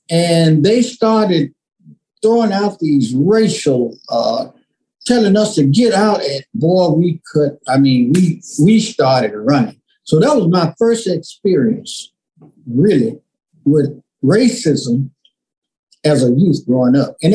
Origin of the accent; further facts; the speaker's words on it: Memphis, Tennessee, United States; Growing up in Memphis, I grew up on the on the bluff, literally. I grew up on the bluff of the Mississippi River, literally.